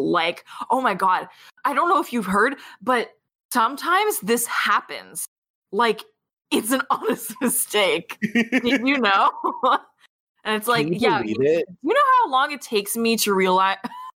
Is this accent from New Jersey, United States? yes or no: yes; New Jersey, United States; my home state, New Jersey.